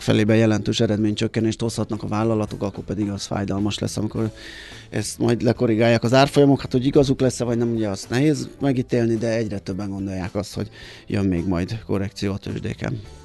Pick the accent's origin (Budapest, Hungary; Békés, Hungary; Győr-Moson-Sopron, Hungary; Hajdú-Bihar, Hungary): Budapest, Hungary; ahol én felcseperedtem, a Király utca 28